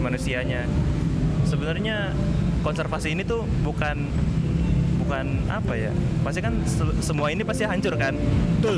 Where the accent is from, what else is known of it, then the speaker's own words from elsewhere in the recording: Indonesia; gue dari Indonesia